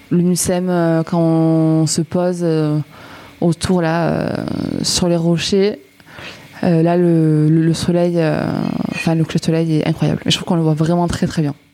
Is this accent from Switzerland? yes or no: no; southwest France, France; now in Marseille, France; Mais moi, je viens du Sud-Ouest hein, et c'est vrai que ça en a un peu le même tempérament, donc ça me change pas trop de mes habitudes.